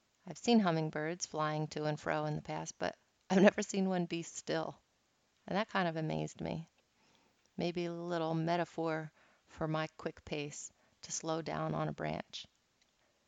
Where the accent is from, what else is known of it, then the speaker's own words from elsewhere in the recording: Philadelphia, Pennsylvania, United States; moved away; I'm from Philadelphia, and everything there is super fast-paced